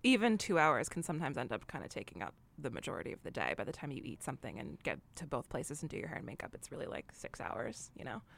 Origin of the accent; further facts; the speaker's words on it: New York, United States; I'm a New Yorker